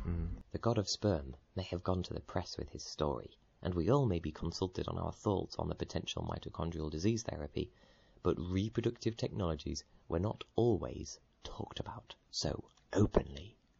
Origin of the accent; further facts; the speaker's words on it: United Kingdom; We're British